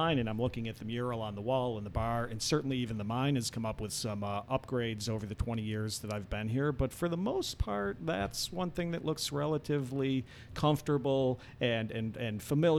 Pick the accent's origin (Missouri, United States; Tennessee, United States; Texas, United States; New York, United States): New York, United States; Western; moved away as an adult; now in Gettysburg, United States; I'm originally from Western New York